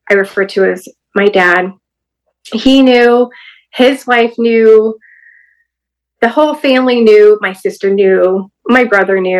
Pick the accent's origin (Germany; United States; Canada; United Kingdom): United States; Hawaii; born there; He was stationed in Hawaii, so I was born in Hawaii.